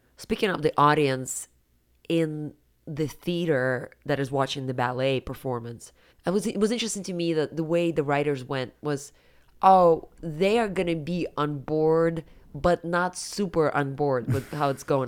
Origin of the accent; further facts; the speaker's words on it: Siberia, Russia; moved away; when I was growing up in Siberia